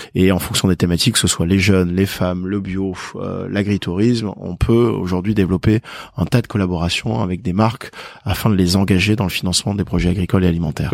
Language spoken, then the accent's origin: French; Perpignan, Occitania, France; je suis de Perpignan.